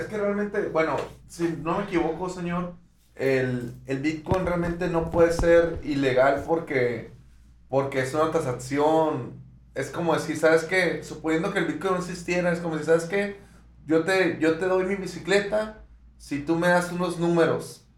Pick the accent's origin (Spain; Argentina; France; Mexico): Mexico; Nosotros somos de México